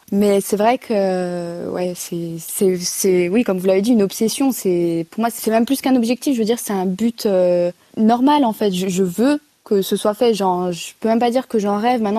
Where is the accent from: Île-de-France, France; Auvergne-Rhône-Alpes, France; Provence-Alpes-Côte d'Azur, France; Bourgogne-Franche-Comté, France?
Bourgogne-Franche-Comté, France; C'est ça, c'est en France, c'est une chance hein, pour ma génération de pouvoir faire des Jeux